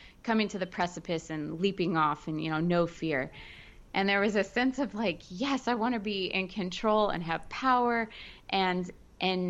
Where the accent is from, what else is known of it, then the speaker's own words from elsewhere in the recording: Florida, United States; I grew up in Florida